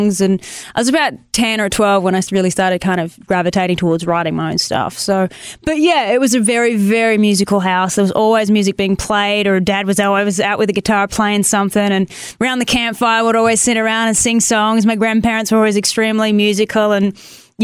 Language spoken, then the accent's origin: English; Tasmania, Australia; accent: Australian; moved away as an adult; now in Nashville, United States; I'm from Tasmania, at the very, very bottom of Australia.